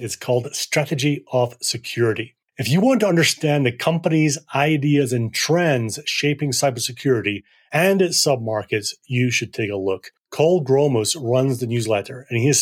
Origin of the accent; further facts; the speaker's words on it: Scotland, United Kingdom; now in Colorado, United States; As a person who grew up in Scotland